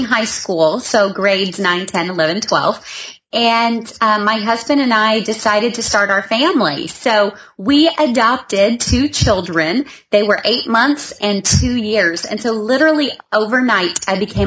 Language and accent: English; the South, United States; I am from the South, so I'm from the place where we're kind of country out here